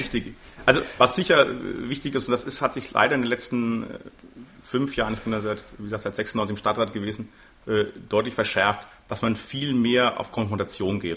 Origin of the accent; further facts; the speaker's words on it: Würzburg, Bavaria, Germany; also born or lived in England; der Sandau geboren, der Sandau groß geworden, wohne auch noch in der Sanderau